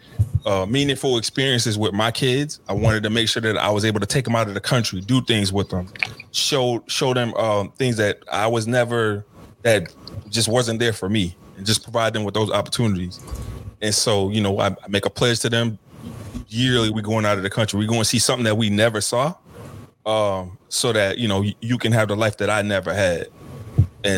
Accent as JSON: {"language": "English", "town": "Covington", "region": "Louisiana", "country": "United States", "tie": "born or raised there", "said": "I was born and raised in Covington, Louisiana, about 24 miles from New Orleans"}